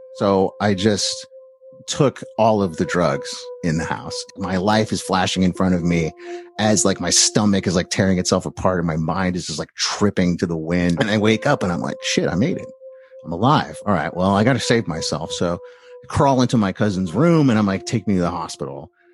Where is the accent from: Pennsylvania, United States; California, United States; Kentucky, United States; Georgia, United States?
California, United States; East Bay, San Francisco Bay Area; I grew up in the Bay Area to a, a, a, a nice, uh, middle class Jewish family in the East Bay